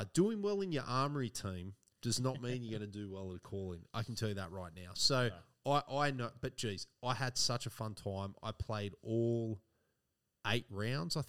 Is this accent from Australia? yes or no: yes; Australia